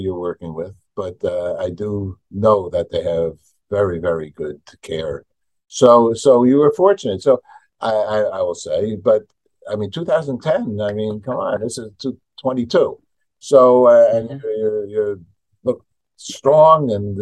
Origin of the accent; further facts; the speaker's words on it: New York, United States; I'm from New York